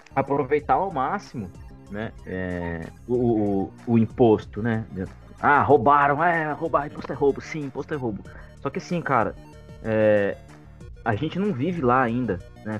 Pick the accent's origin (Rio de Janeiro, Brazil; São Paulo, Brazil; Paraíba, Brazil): São Paulo, Brazil; interior of; Eu sou de uma região, né, sou do interior de São Paulo